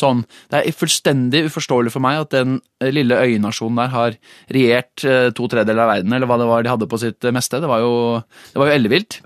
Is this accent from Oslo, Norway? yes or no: yes; Oslo, Norway; jeg, er, jo født og oppvokst på Maurstua, så jeg liker jo å titulere meg selv som Oslo eh, slash eh, asfaltgutt